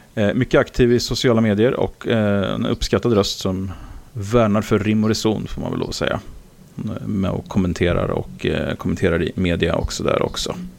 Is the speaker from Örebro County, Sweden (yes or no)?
yes; Karlskoga, Örebro County, Sweden; born or raised there